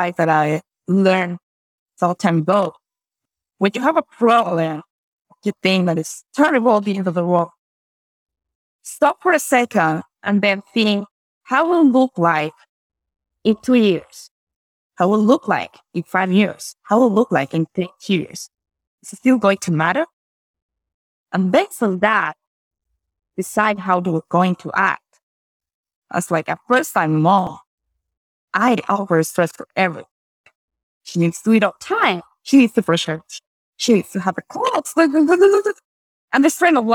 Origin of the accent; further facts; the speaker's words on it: Bogota, Colombia; first language Spanish; English is a second language; moved away; I'm from the middle of the country, Bogota.